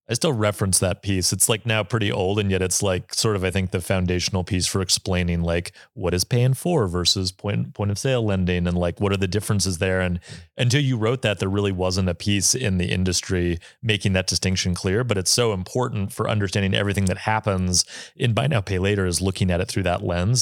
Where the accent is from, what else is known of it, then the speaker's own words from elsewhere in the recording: Bozeman, Montana, United States; I'm from Bozeman, Montana